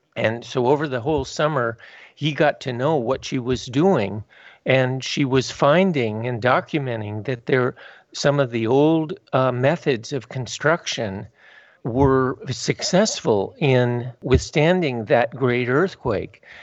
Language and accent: English; Southern California, United States; also born or lived in Tajikistan; I grew up in Southern California